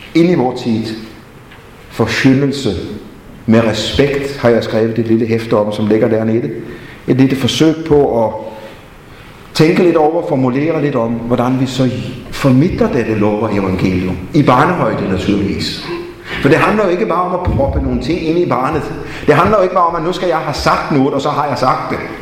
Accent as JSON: {"language": "Danish", "country": "Denmark", "tie": "born or raised there", "said": "jeg er vokset op i Grundtvigs og Kolds Fædreland"}